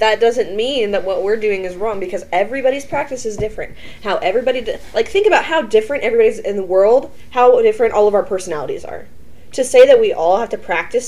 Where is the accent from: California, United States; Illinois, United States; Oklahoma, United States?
Oklahoma, United States; we're from the South, we're from Oklahoma.